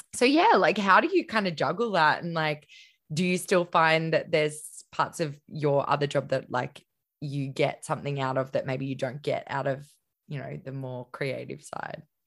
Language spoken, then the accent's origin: English; Queensland, Australia; also born or lived in Melbourne / Gold Coast; I'm a Queensland girl